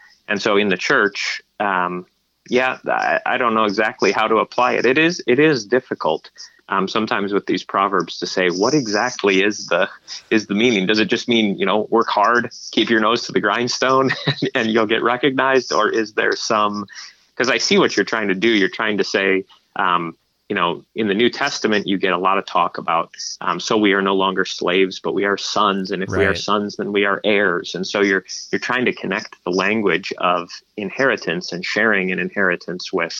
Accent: Michigan, United States; we're from Michigan

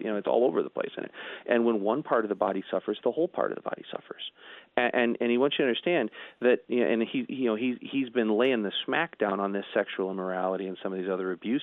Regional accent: United States; us as American Christians

